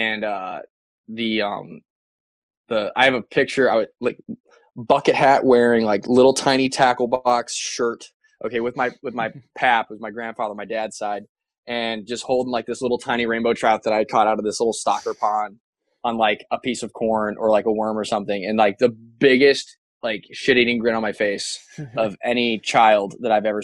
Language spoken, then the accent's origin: English; Pataskala, Ohio, United States; also born or lived in Colorado Springs, Colorado; I was born in Columbus. Okay, my dad was a graduate school at Ohio State. My mom was working at Bank One downtown Columbus, and I was born here, and we lived in Pataskala